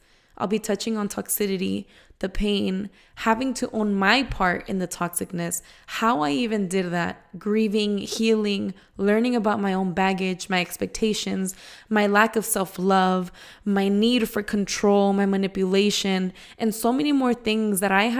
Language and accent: English; San Diego, California, United States; I just turned 25 on March 7th. I am Mexican-American, born and raised in San Diego.